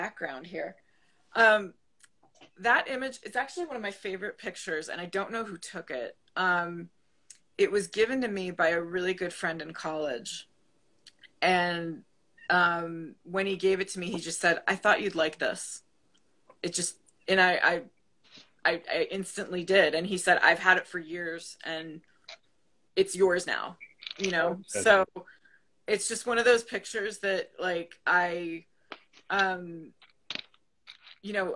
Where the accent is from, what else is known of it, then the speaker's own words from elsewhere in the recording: Buffalo, New York, United States; I'm originally from Buffalo